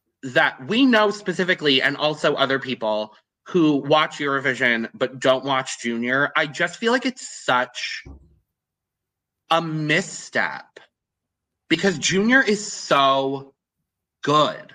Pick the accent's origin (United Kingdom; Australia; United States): United States; I am an American.